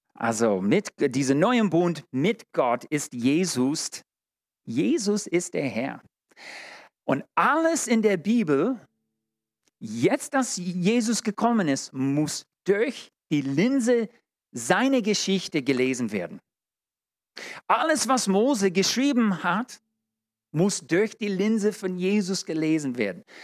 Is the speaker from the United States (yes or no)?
yes; United States; German is a second language; now in Germany; Ich als Amerikaner